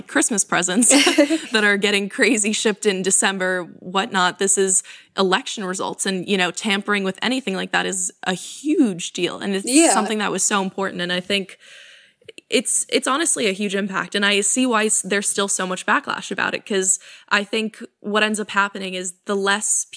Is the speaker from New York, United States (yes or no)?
yes; New York, United States; I'm from New York, and New York, I think, has pretty much always been a blue state.